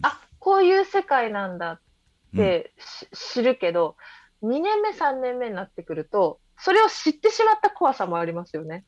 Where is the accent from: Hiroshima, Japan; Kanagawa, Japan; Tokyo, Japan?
Tokyo, Japan; 東京育ちなんですけど